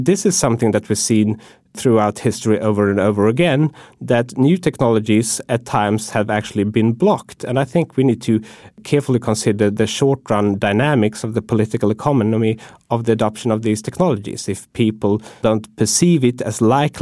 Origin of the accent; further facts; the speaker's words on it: Sweden; moved away; when I go home to my home country, which is Sweden